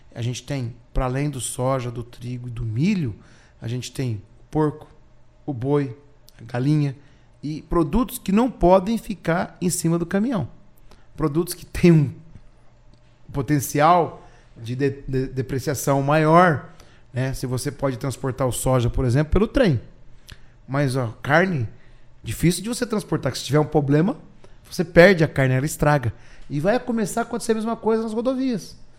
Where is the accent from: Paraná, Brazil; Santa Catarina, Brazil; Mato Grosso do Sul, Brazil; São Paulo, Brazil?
Paraná, Brazil; Orizona; now in Apucarana, Brazil; Eu sou pé vermelho de Orizona e hoje eu sou pé vermelho de Apucarana, que eu moro em Apucarana